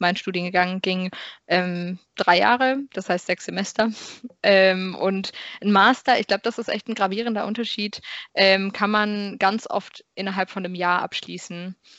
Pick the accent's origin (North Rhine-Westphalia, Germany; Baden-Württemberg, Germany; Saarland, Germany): Baden-Württemberg, Germany; Karlsruhe; moved away as an adult; also born or lived in Maastricht; ich komme ganz ursprünglich aus Karlsruhe